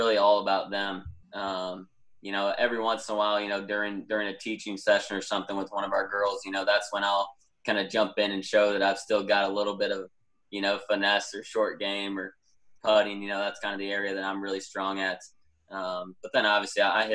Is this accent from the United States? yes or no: yes; Cedar Rapids, Iowa, United States; my hometown in Cedar Rapids, Iowa